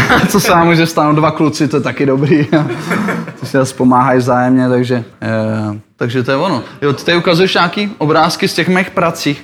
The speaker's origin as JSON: {"language": "Czech", "town": "Liberec", "region": "Liberec Region", "country": "Czechia", "said": "já jsem z Liberce přímo"}